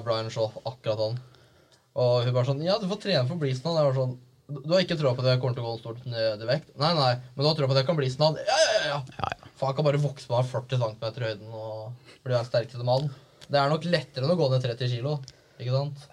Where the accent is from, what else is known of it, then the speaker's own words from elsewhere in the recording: Viken, Norway; moved away as an adult; jeg har vært hjemme i Viken